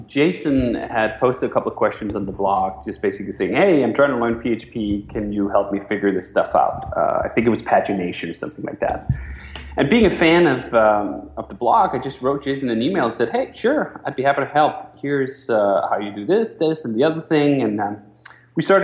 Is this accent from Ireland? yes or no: no; Denmark; moved away as an adult; now in United States; I'm from Denmark originally. I moved to the U.S. in 2005